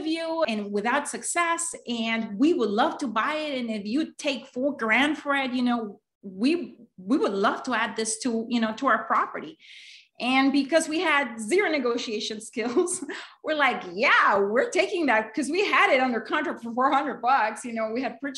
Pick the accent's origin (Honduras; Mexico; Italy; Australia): Honduras; moved away as an adult; now in United States; I'm actually originally from Honduras